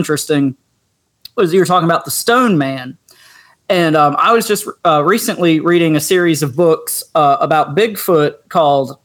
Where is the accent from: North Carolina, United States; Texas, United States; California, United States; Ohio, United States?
North Carolina, United States; also born or lived in Raleigh; I'm from North Carolina, have been in the Raleigh area for several years